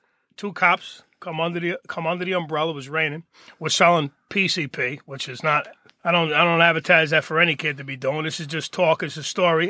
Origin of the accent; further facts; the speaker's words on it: Hoboken, New Jersey, United States; I'm born and raised in Hoboken